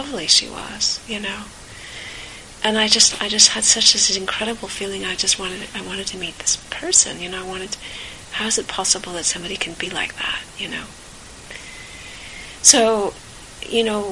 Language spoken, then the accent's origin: English; California, United States; I grew up in California